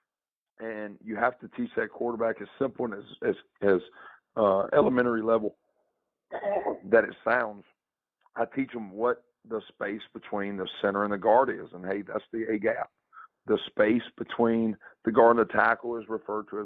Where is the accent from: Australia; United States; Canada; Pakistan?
United States; the South; growing up in the South and growing up kind of in that Bible Belt